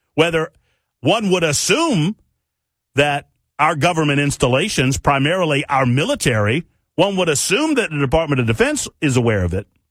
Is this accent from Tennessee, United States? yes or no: yes; Tennessee, United States; right here in my home state of Tennessee